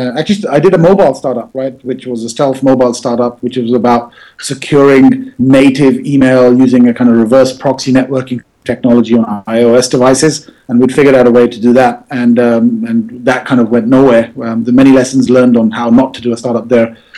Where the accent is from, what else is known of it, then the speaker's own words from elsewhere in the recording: London, United Kingdom; moved away as an adult; also born or lived in Manchester, England; now in New York, United States; I was born in London, West London. So I grew up there, did my schooling in Manchester, England